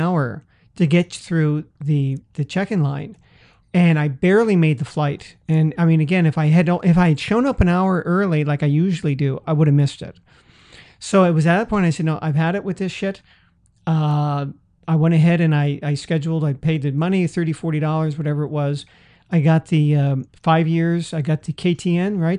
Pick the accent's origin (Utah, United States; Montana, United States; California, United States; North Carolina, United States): California, United States; San Francisco; I grew up in a big city. I grew up in San Francisco